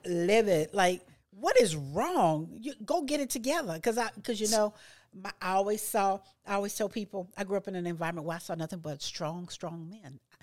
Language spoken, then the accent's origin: English; Louisiana, United States; I grew up in Louisiana